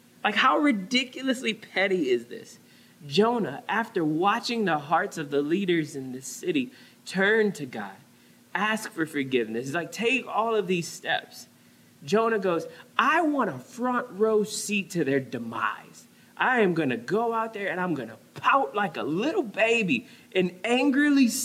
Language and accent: English; New Orleans, Louisiana, United States; now in San Diego, United States; growing up in New Orleans